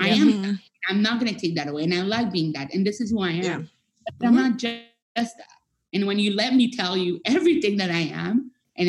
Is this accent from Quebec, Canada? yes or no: yes; Montreal, Quebec, Canada; first language French; English is a second language; moved away; I'm a Francophone. I'm from Montreal.